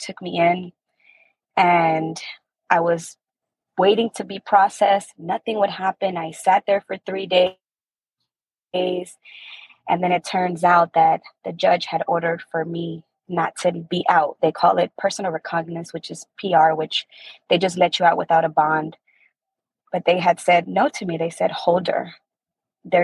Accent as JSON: {"language": "English", "region": "Maryland", "country": "United States", "said": "I'm from Maryland"}